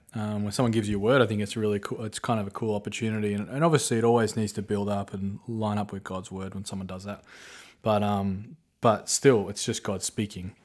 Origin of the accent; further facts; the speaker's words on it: Australia; moved away; I grew up watching in Australia